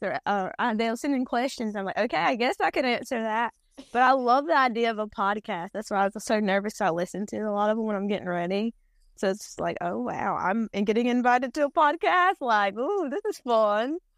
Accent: North Carolina, United States; accent: Robeson; the North Carolina that I was raised on

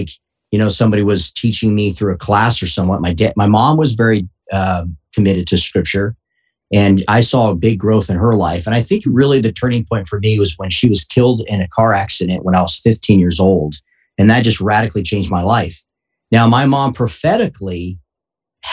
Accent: Tucson, Arizona, United States; I am born and raised in not Tucson, okay, Tucson, Arizona

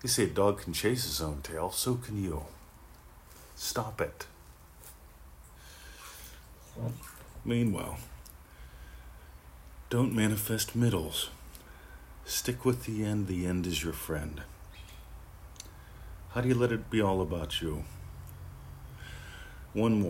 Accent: Pennsylvania, United States; also born or lived in Florida; now in Australia; I grew up in Pennsylvania

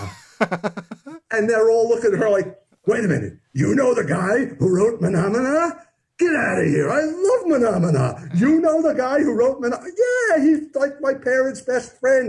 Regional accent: New York City, New York, United States; I grew up in Queens, and I grew up in this neighborhood

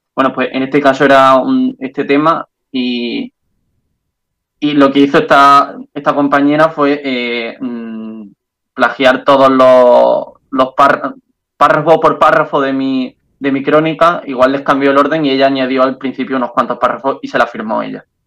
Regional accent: Andalusia, Spain; accent: Andalusian; moved away as an adult; now in Brussels, Belgium; acento andaluz

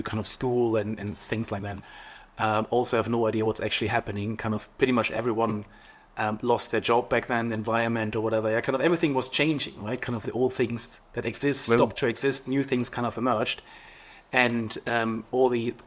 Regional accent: East Germany, Germany; I was born in East Germany, so the less sexy side of the wall.

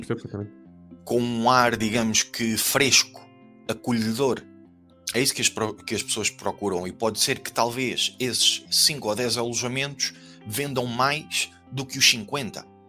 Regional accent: Portugal; moved away as an adult; also born or lived in Germany; nós, como bons portugueses

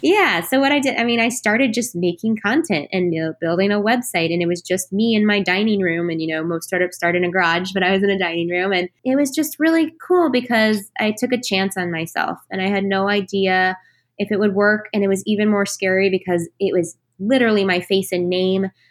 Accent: Texas, United States; I was born and raised in Texas

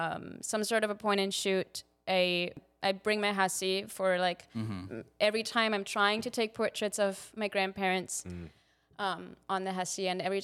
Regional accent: Austria; moved away as an adult; now in United States; I'm from Austria.

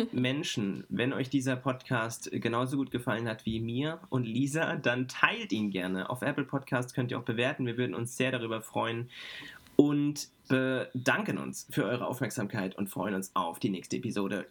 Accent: Frankfurt, Hesse, Germany; ich ähm, bin als Frankfurter Bub

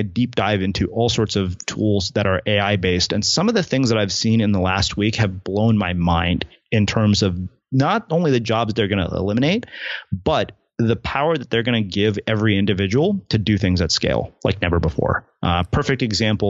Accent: United States; I'm saying this as an Indian American

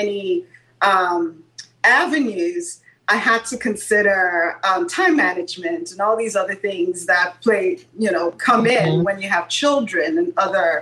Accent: Nigeria; moved away as an adult; now in United States; growing up in Nigeria

